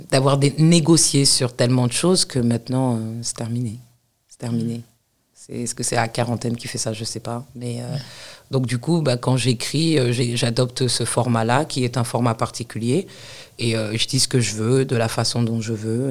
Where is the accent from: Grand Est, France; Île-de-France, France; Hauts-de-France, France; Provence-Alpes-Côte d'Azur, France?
Île-de-France, France; Paris; also born or lived in United States; moi, je suis née à Paris, j'ai grandi en banlieue parisienne